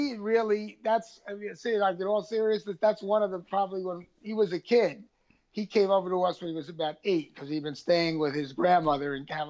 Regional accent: New York, United States; as a New Yorker, I like upstate New York.

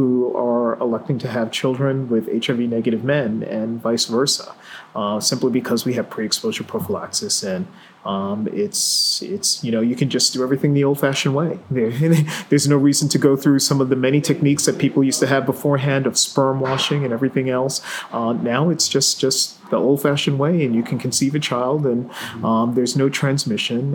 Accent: New York City, New York, United States; I grew up in New York City

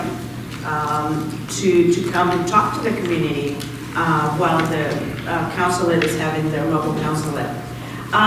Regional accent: Mazatlán, Sinaloa, Mexico; now in Rochester, United States; I'm from Mazatlan, which is 2 hours south of Culiacan

